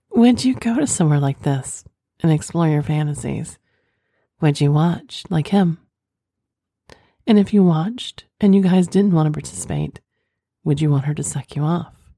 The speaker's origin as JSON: {"language": "English", "region": "Oklahoma", "country": "United States", "said": "I'm from Oklahoma"}